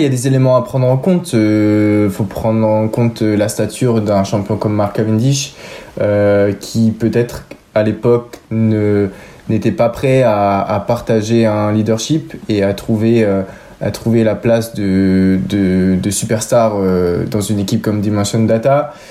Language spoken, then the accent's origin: French; Issoudun, Centre-Val de Loire, France; also born or lived in Châteauroux; la ville où j'ai toujours habité, Issoudun